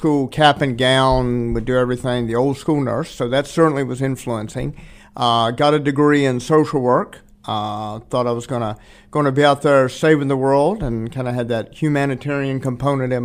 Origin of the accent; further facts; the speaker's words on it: Roanoke, Virginia, United States; moved away as an adult; now in Concord, United States; Was born in Roanoke. Uh-huh. Spent most of my life there